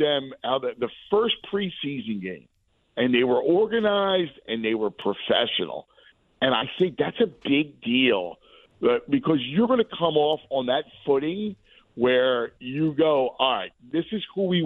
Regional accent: Philadelphia, Pennsylvania, United States; moved away as an adult; also born or lived in New York / Chicago; I went back to Philly, and I kind of wear it on my sleeves

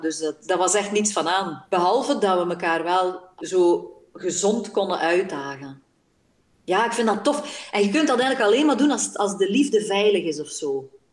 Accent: Belgium; born or raised there

